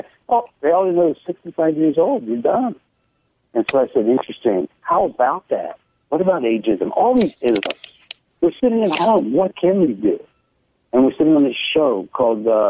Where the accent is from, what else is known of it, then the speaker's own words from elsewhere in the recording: Deep South, United States; I was raised in the Deep South